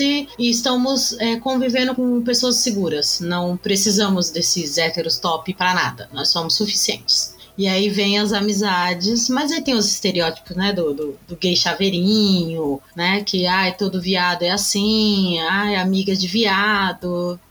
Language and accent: Portuguese; São Paulo, Brazil; eu sou aqui de São Paulo, capital, nasci aqui, vivo a minha vida inteira aqui